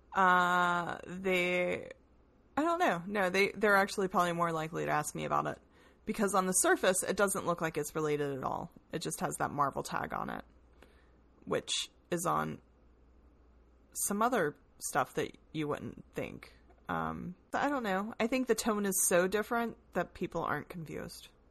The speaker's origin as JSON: {"language": "English", "region": "the South", "country": "United States", "said": "I'm a Southerner"}